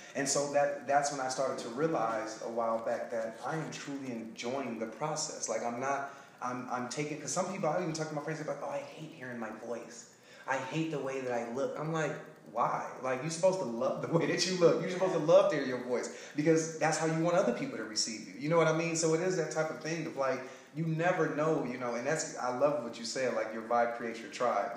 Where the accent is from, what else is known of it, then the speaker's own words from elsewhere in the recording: Detroit, Michigan, United States; moved away as an adult; also born or lived in Alabama / Sacramento, California; now in Los Angeles area, United States; I'm from Detroit, Michigan. I left there and I got a full track scholarship uh, to Alabama State.